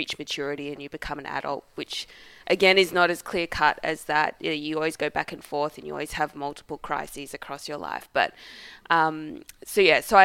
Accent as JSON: {"language": "English", "country": "Australia", "said": "I am just an Australian"}